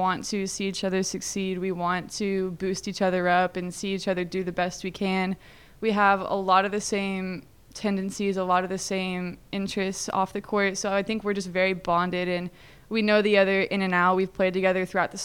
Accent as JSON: {"language": "English", "area": "Nashville area", "region": "Tennessee", "country": "United States", "tie": "born or raised there", "said": "growing up in Nashville Beach, at Centennial Park"}